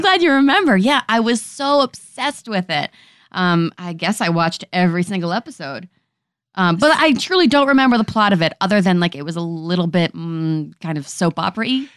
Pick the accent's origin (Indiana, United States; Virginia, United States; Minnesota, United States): Virginia, United States; Richmond; also born or lived in Bronx, New York / Ridgewood, New Jersey; Grew up in Richmond, Virginia, with like my New Yorker parents